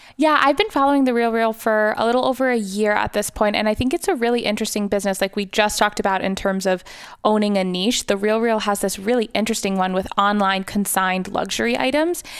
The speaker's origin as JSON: {"language": "English", "region": "New York", "country": "United States", "tie": "born or raised there", "said": "growing up in New York"}